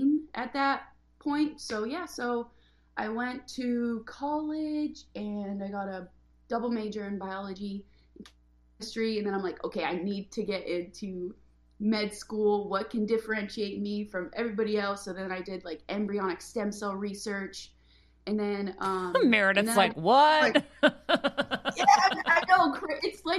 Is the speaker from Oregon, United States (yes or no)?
yes; Oregon, United States; moved away as an adult; also born or lived in Bay Area, California / Los Angeles, California; I grew up in a very small town in Oregon